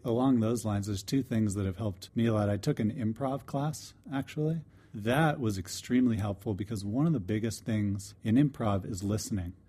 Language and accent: English; DeLand, Florida, United States; I'm from DeLand, Florida.